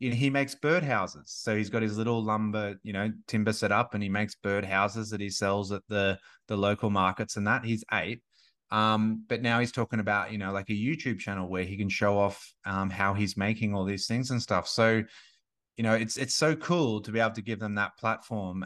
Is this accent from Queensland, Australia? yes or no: yes; Gold Coast, Queensland, Australia; moved away as an adult; now in Sunshine Coast, Australia; I grew up on the Gold Coast